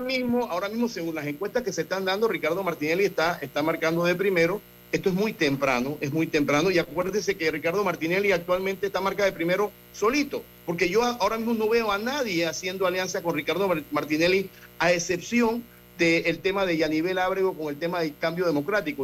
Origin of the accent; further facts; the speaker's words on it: Panama; nosotros como panameños debemos estar orgullosos de nuestro país